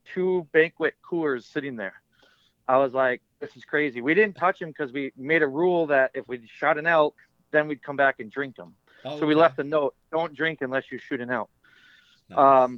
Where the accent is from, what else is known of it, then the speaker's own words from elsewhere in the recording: Midwest, United States; I'm from the Midwest, so we don't have a ton of trout fishing streams